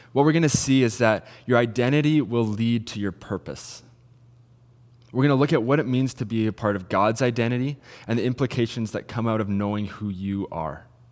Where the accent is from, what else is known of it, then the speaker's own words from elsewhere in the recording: Salmon Arm, British Columbia, Canada; I'm originally from Salmon Arm